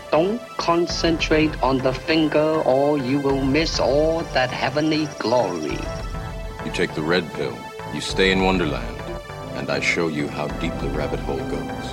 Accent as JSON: {"language": "English", "town": "San Marino", "region": "California", "country": "United States", "tie": "born or raised there", "said": "I grew up in San Marino, which, as you probably know, is a fairly affluent area in the Pasadena San Gabriel Valley"}